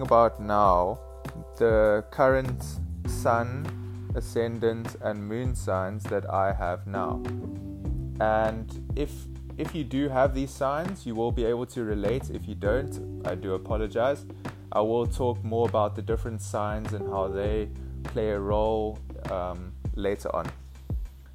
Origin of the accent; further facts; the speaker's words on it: Cape Town, Western Cape, South Africa; I'm currently 22 years old and I'm from Cape Town, South Africa